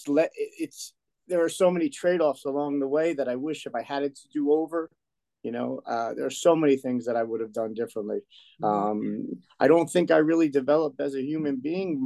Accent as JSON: {"language": "English", "town": "Woodbridge", "region": "New Jersey", "country": "United States", "tie": "born or raised there", "said": "I grew up in Woodbridge, New Jersey. We grew up in a little town, a section of Woodbridge called Colonia"}